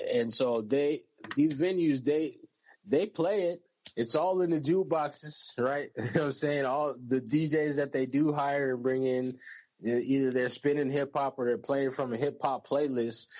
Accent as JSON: {"language": "English", "country": "United States", "said": "I'm American"}